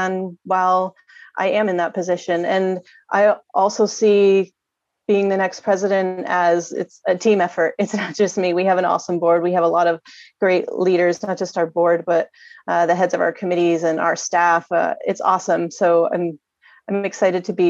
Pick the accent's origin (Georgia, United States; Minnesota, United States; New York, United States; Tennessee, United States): New York, United States; moved away as an adult; now in Santa Fe Springs, United States; I'm actually from New York originally, and I came out to California about 11 years ago now